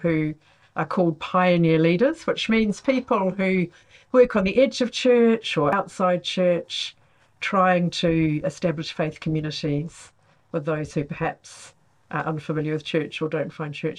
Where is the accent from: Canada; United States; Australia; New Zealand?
New Zealand; moved away as an adult; also born or lived in Congo / Rwanda / Uganda; now in Oxford, United Kingdom; I am originally from Aotearoa, New Zealand, and in fact have been a mission partner with New Zealand CMS in Congo, Rwanda and Uganda. Moved to Oxford in 2005 to join CMS in the UK